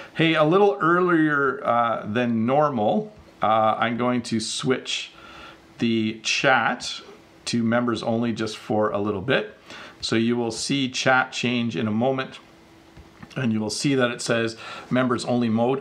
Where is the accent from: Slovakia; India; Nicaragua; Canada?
Canada; me being of Dutch descent, you know, I was born in Canada, but my parents came from Holland